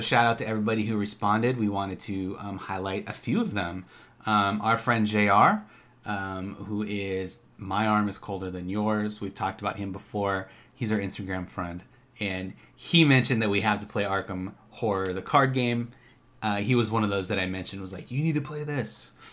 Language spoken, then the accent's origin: English; Minnesota, United States; moved away; we're from Minnesota originally